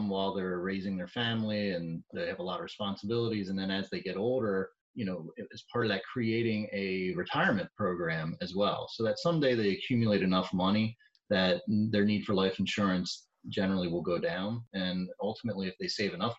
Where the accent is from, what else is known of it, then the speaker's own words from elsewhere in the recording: Birdsboro, Pennsylvania, United States; also born or lived in Pottstown, Pennsylvania; I grew up in Berks County in a little town called Birdsboro